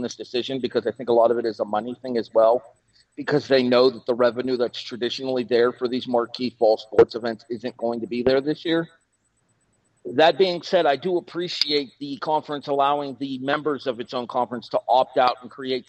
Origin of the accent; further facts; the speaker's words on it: Youngstown, Ohio, United States; I'm from Youngstown